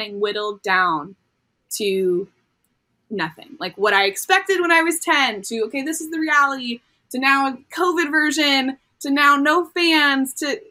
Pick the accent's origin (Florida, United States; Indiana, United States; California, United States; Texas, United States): California, United States; near Fullerton; Cal State Fullerton near my hometown